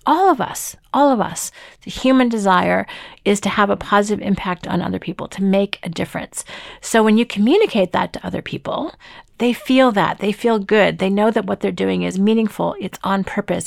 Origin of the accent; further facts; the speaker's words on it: Toronto, Ontario, Canada; I'm from Toronto